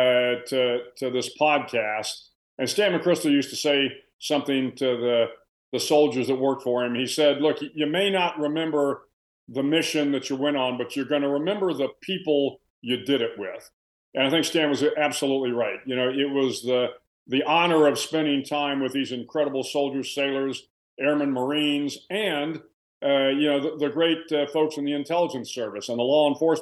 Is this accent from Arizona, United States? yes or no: no; San Antonio, Texas, United States; now in Austin, United States; I grew up in San Antonio, Texas